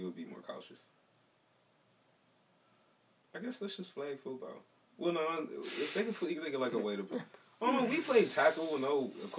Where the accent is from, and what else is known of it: Cincinnati, Ohio, United States; born or raised there